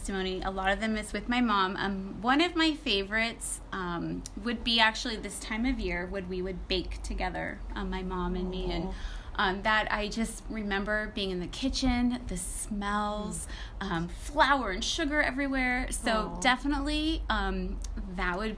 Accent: Burbank, California, United States; now in Castaic, United States; raised in the city of Burbank. I moved to Castaic in the year 2000

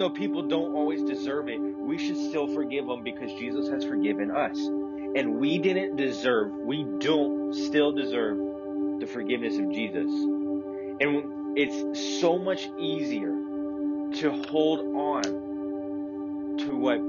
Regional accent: the South, United States; also born or lived in Chicagoland; now in Chicago, United States; growing up in the South

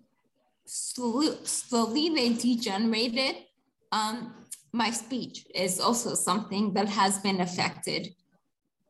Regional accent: New Jersey, United States; moved away as an adult; now in India; I was born and brought up on the East Coast of the United States, specifically New Jersey. I moved to India when I was 30 years old

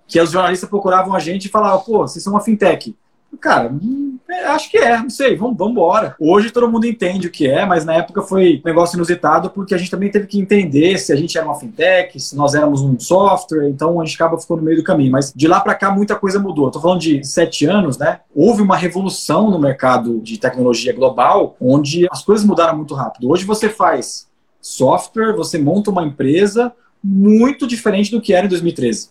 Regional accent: Brazil; na nossa história como brasileiro

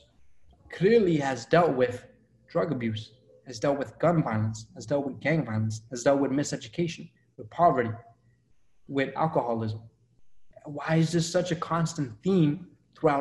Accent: Revere, Massachusetts, United States; also born or lived in Colombia; I grew up in Revere

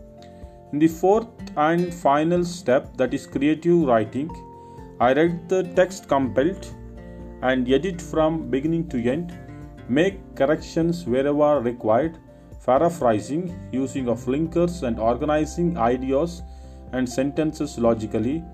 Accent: Karnataka, India; from Karnataka.

